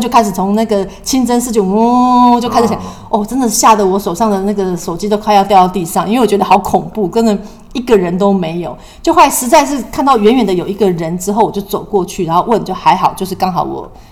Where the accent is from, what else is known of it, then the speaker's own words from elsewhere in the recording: Taiwan; 我们台湾人也是非常热情，也是非常懂礼貌的人